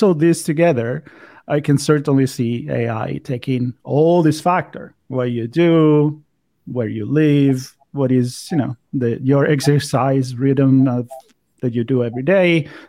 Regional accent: Italy; English is a second language; I'm from Italy, so I'm a fan of the Mediterranean diet.

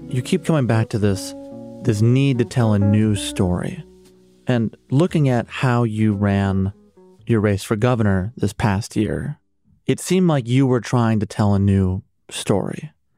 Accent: Chicago, Illinois, United States; As a Chicagoan

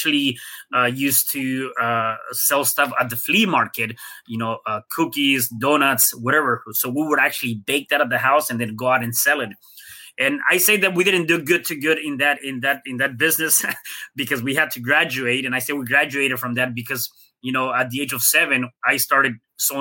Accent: Mexico City, Mexico; I was born in Mexico City

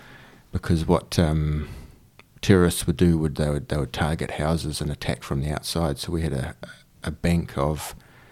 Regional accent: Zimbabwe; I was actually born in Zimbabwe. Well, I was born in Rhodesia, actually

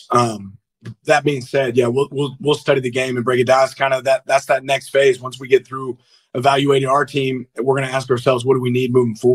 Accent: Kansas City, Missouri, United States; I'm a big Andy Reid fan. I'm from Kansas City

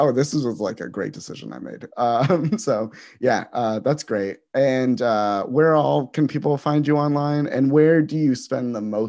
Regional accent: Peoria, Arizona, United States; I grew up in Peoria

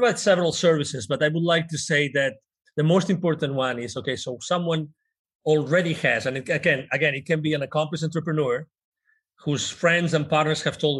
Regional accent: Spain; My brand is the CEO Confident. And basically, I'm originally from Spain.

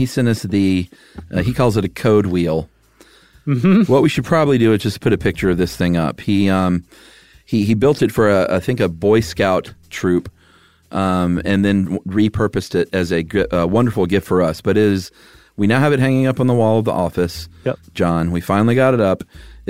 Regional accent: Georgia, United States; and I'm from Georgia.

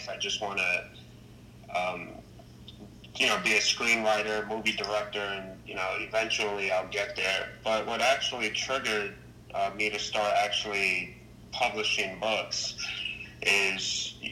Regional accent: New York City, New York, United States; I'm from the Bronx, New York, born and raised

